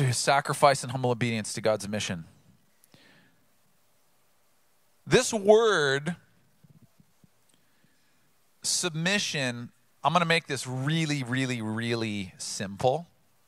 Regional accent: Oceanside, California, United States; Growing up in Oceanside, I grew up by a large military installation, Camp Pendleton

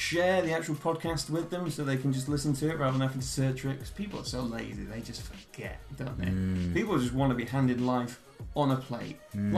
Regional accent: Leigh, North West England, United Kingdom; The thing is, I'm not even from Manchester, I'm from Wigan, but nobody wants to.

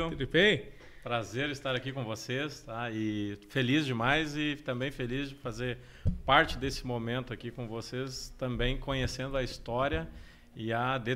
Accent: Porto Alegre, Rio Grande do Sul, Brazil; moved away as an adult; now in Jaraguá do Sul, Brazil; nasci então em Porto Alegre, morei lá até meus 27. Teve um período aí que eu morei no litoral do Rio Grande do Sul, foi muito bacana. Morei quatro anos lá, voltei para Porto Alegre

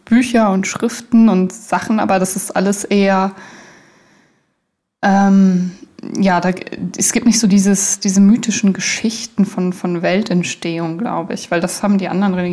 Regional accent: Germany; Naja, ich bin ja in Deutschland aufgewachsen, da wird man ja automatisch christlich erzogen

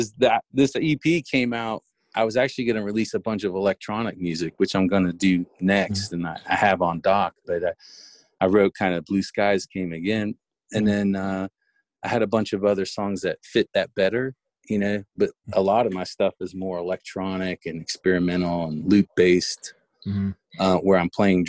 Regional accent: Miami, Florida, United States; moved away as an adult; I was born and raised in Miami

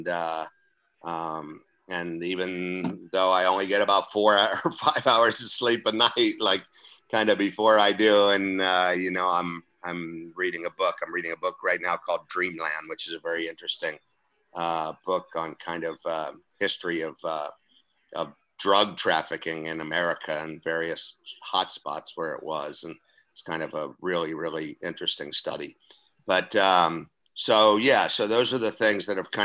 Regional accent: Central Florida, United States; moved away as an adult; now in Toledo, United States; my areas are not only Central Florida and then up and into Jacksonville. So that's my area kind of back in my hometown and area

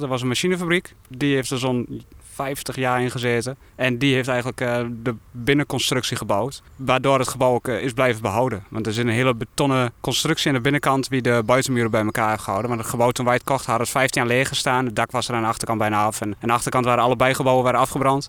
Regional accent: Vragender, near Winterswijk, Gelderland, Netherlands; also born or lived in Halle, near Doetinchem; Ik ben geboren en getogen in Vragen, dat is eh, net buiten Winterswijk

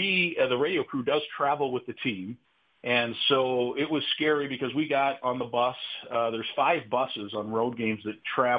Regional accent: Iowa, United States; I grew up in Iowa

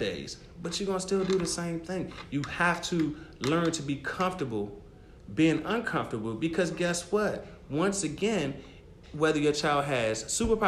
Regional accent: Prince George's County, Maryland, United States; I came back home to Prince George's County, Maryland, because I'm from Maryland as well

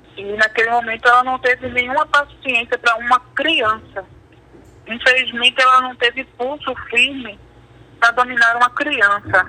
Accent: Brazil; sou brasileira

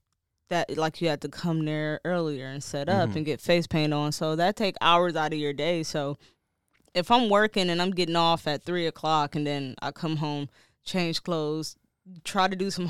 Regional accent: Detroit, Michigan, United States; I'm from Detroit. Like, kids had pillowcases, legit, and they was dingy pillowcases.

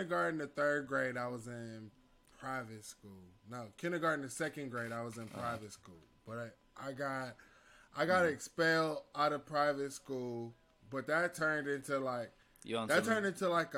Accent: Cleveland, Ohio, United States; moved away as an adult; now in Arkansas, United States; I'm from Cleveland. Cleveland, Ohio

